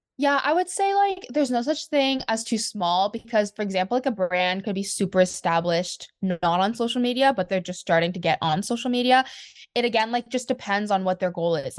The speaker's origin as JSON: {"language": "English", "country": "Canada", "said": "I'm from Canada"}